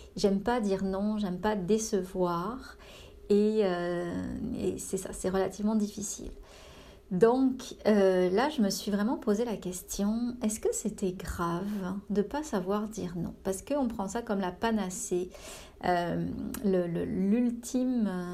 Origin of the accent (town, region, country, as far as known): France; now in Canada